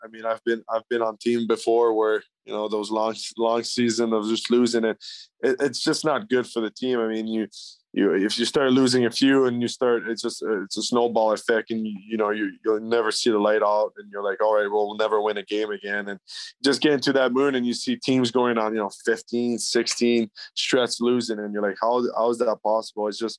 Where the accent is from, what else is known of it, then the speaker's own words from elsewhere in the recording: Ontario, Canada; It's just kind of lucky growing up on the St. Lawrence and having that Lake Ontario till, you know, Brockville, Kingston, and Quinnebee, which is, you know, world renowned for walleye fishing.